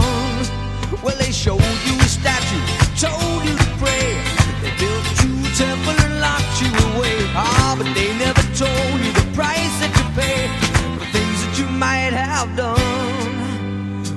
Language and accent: English; Long Island, New York, United States; I grew up on Long Island.